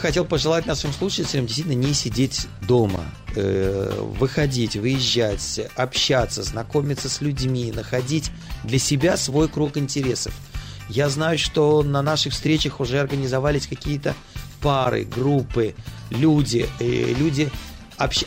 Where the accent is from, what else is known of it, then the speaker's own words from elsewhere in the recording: Saint Petersburg, Russia; now in Petah Tikva, Israel; я москаль, я питерский